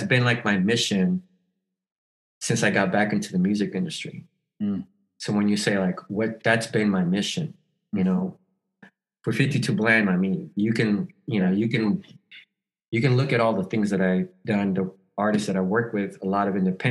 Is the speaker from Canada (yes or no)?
no; El Salvador; now in Los Angeles, United States; I'm from El Salvador